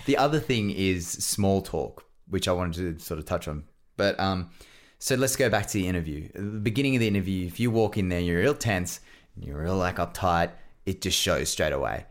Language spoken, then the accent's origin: English; Australia; I'm an Aussie